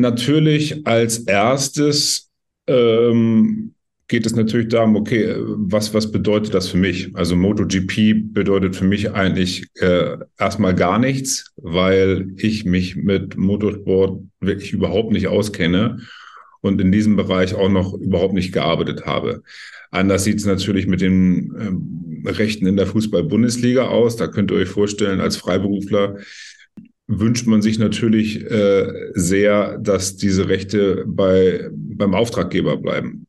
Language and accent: German; Schleswig-Holstein, Germany; ich bin hier in Schleswig-Holstein groß geworden